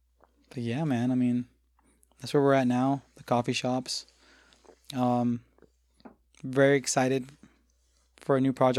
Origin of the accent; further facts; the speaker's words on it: the South, United States; growing up in the South, being named …, or in this case, …, was kind of hard, you know? So I grew up really embarrassed of my name.